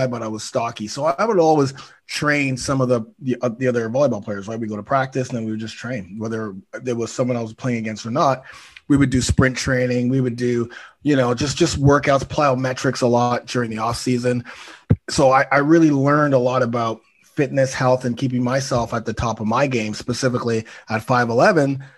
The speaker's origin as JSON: {"language": "English", "town": "Toronto", "region": "Ontario", "country": "Canada", "said": "I'm from Toronto, 52 years old"}